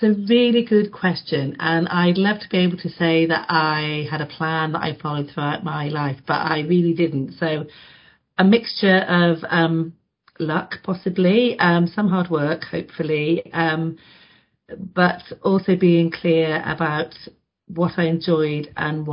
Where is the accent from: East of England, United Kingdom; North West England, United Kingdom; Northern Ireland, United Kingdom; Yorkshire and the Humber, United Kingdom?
North West England, United Kingdom; Carlisle; moved away as an adult; I grew up in Carlisle, so very north